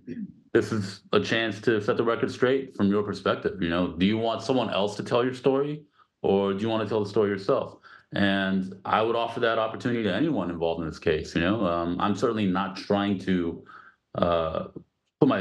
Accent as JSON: {"language": "English", "country": "United States", "said": "as an American crew in Malaysia"}